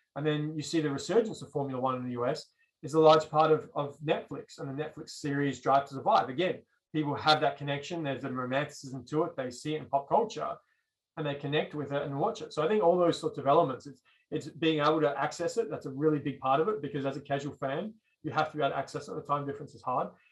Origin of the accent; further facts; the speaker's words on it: Australia; moved away as an adult; now in United States; growing up in Australia